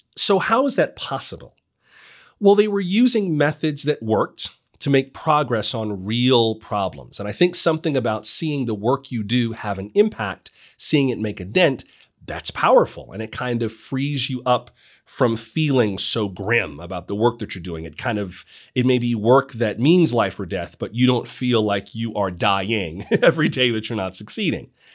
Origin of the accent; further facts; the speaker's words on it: South Florida, United States; I am from South Florida